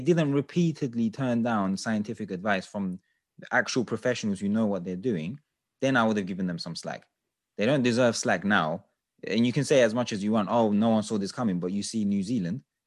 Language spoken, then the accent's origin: English; London, United Kingdom; London is my home, I'm from England, I was born here, I was raised here.